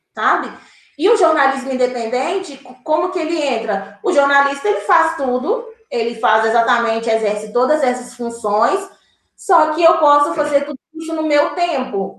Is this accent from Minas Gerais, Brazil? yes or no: yes; born in Diamantina, Minas Gerais, Brazil; now in Contagem, Brazil; Eu sou de Minas Gerais, eu nasci em Diamantina